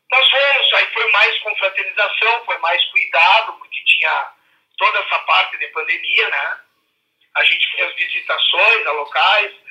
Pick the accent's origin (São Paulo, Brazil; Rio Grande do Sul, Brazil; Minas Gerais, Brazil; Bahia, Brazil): Rio Grande do Sul, Brazil; Santana do Livramento; moved away; na cidade de Livramento, que é a minha terra natal.